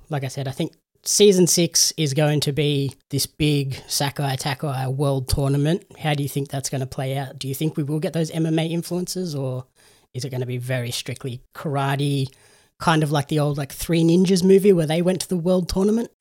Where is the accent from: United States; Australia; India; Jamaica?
Australia